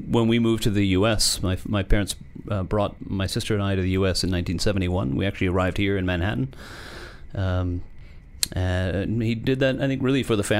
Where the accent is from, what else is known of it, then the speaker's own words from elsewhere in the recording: South West England, United Kingdom; moved away; I was born in Southwest England. Very close to the home of Clarks of England